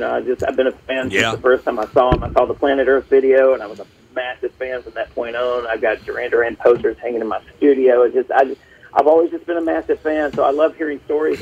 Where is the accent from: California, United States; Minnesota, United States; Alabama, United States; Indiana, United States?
Alabama, United States; Birmingham; I'm originally from Birmingham, Alabama.